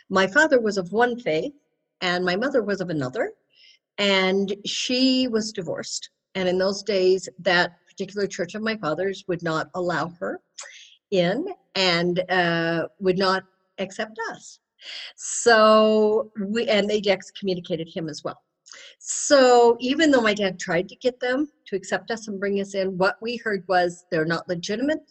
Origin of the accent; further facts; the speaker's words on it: Denver, Colorado, United States; I grew up in Denver